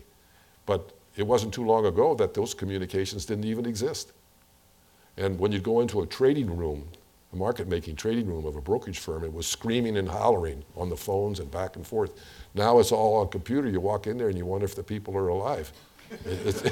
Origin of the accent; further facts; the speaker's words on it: St. Louis, Missouri, United States; when I grew up in St. Louis